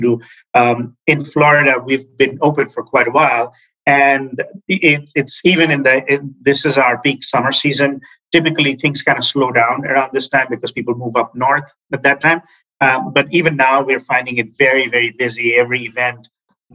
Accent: Chittagong, Chittagong Division, Bangladesh; also born or lived in Dhaka, Bangladesh; now in United States; raised in Chittagong for 8 or 9 years of my life

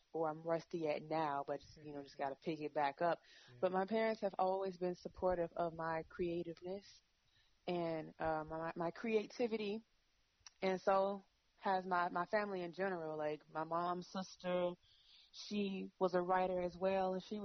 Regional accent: Chicago, Illinois, United States; I'm from Chicago. Chicago is a city of hustlers

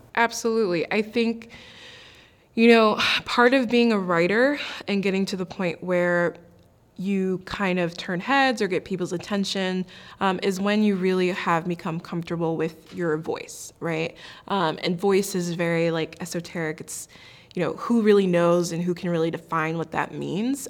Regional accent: Maryland, United States; moved away as an adult; also born or lived in Pittsburgh, Pennsylvania; now in Los Angeles, United States; I am originally from Maryland.

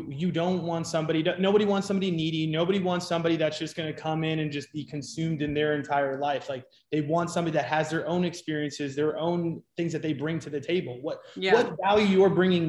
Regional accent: New York, United States; now in Scottsdale, United States; I'm originally from New York. And I moved out to Arizona.

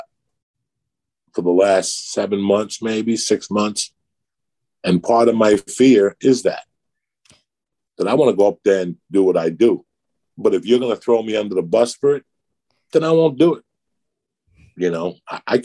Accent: New York, United States; When you're from New York, you're a ball buster

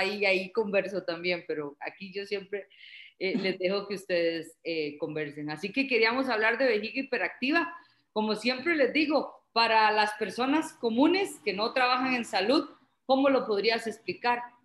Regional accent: Costa Rica; en Costa Rica tenemos bastantes

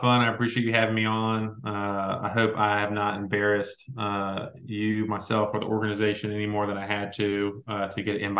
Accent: North Carolina, United States; now in Georgia, United States; I grew up in North Carolina

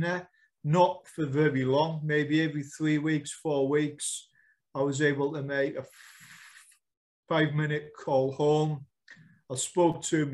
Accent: United Kingdom; we are British, we're not American

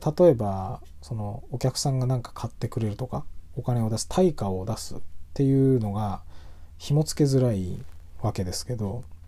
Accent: Tohoku, Japan; 東北人として

